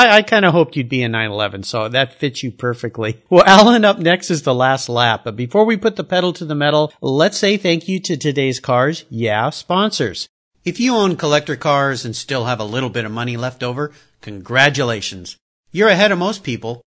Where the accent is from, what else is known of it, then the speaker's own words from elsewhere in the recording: San Diego, California, United States; my days growing up in San Diego